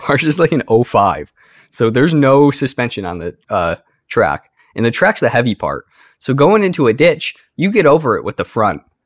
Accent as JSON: {"language": "English", "country": "United States", "said": "I'm an American"}